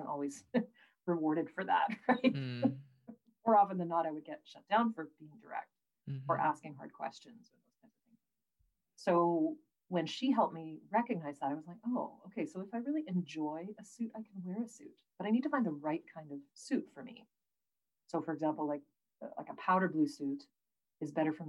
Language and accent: English; Prince George, British Columbia, Canada; I grew up in Prince George, right? So it's like the beard gravel pit capital of BC.